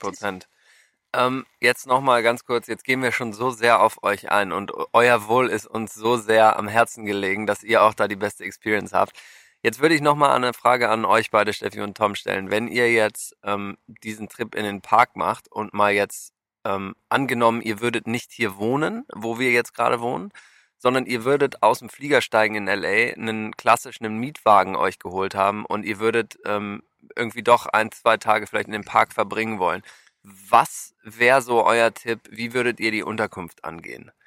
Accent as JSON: {"language": "German", "country": "Germany", "moved": "yes", "lives_now": "United States", "said": "wir als Deutsche"}